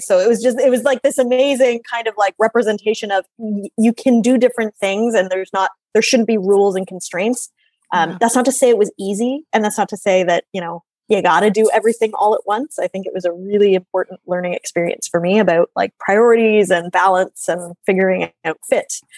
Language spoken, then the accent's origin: English; Oshawa, Ontario, Canada; I grew up in Oshawa